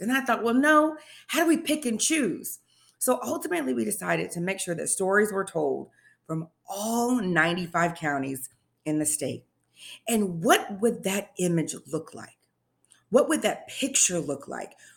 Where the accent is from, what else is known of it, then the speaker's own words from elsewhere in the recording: Indianapolis, Indiana, United States; moved away as an adult; now in Tennessee, United States; I am originally from Indianapolis, Indiana